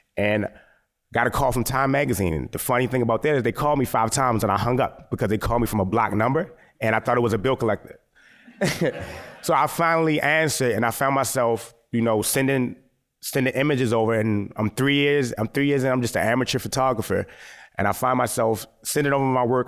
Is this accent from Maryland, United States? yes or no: yes; Baltimore, Maryland, United States; I'm a Baltimore based photographer, born and raised.